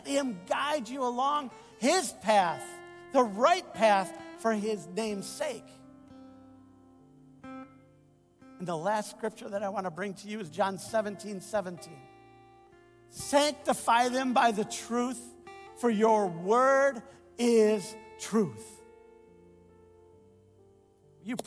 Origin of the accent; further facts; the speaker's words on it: United States; I enjoy being an American